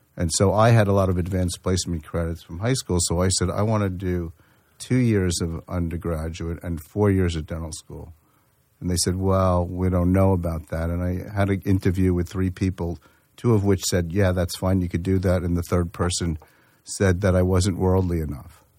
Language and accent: English; Yonkers, New York, United States; I grew up in in uh, mostly in Yonkers, New York